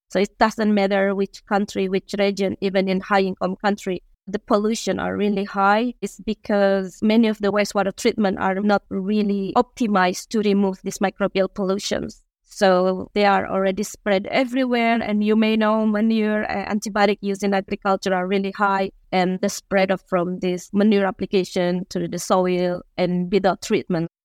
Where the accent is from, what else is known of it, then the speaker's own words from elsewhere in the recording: Indonesia; moved away as an adult; also born or lived in Finland; I'm Indonesian